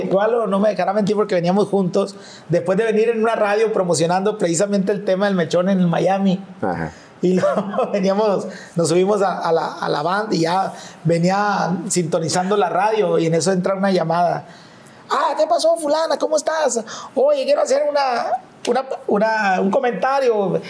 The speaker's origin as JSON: {"language": "Spanish", "town": "Mazatlán", "region": "Sinaloa", "country": "Mexico", "tie": "born or raised there", "said": "nací en Mazatlán y en Mazatlán, literal, en tono de, de, chiste, el que no es policía es, es músico pues"}